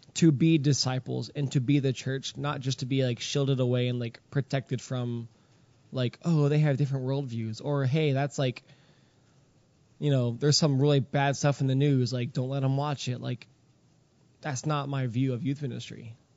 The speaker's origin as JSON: {"language": "English", "town": "Houston", "region": "Texas", "country": "United States", "tie": "born or raised there", "moved": "yes", "lives_now": "Pennsylvania, United States", "said": "I grew up in Houston"}